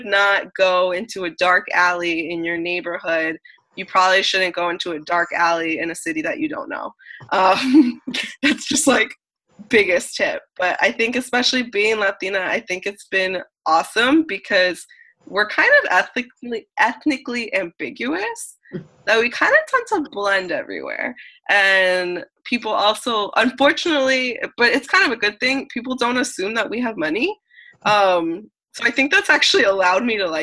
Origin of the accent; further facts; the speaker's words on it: United States; I'm American